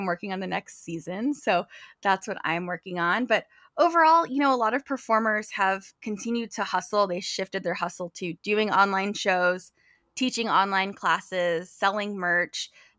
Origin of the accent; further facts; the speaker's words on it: California, United States; At heart, I am a California girl. I'm originally from California. And so I'm a Midwest transplant.